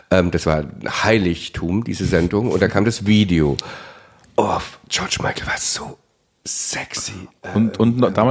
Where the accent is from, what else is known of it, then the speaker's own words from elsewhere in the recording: East Germany, Germany; ich bin Ossi